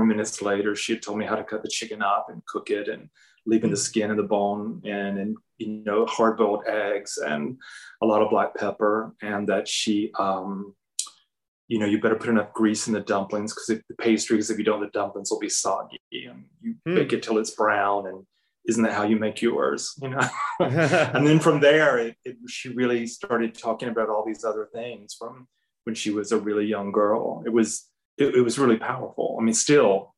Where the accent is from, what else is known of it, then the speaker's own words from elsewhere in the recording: Hartford, Alabama, United States; moved away as an adult; also born or lived in Atlanta, Georgia; now in Marion, United States; my hometown of Hartford, Alabama